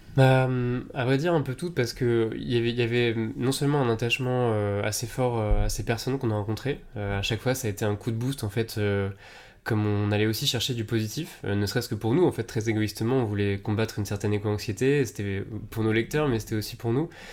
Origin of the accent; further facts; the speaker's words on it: Tours, Centre-Val de Loire, France; moved away as an adult; also born or lived in Marseille / Paris; je viens de Tours